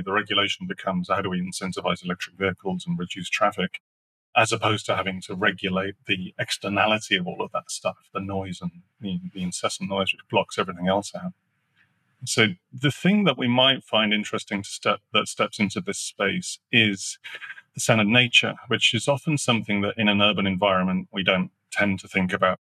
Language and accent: English; Sheffield, Yorkshire and the Humber, United Kingdom; I grew up in the north of England, that's a coal belching. I mean, literally furnaces connected to those things. I grew up in Sheffield